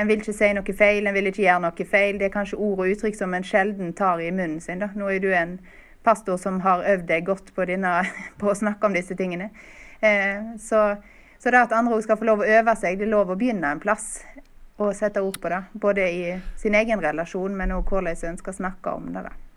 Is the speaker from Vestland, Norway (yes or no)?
yes; Stord, Vestland, Norway; Jeg bor nå på Stord, der jeg kommer fra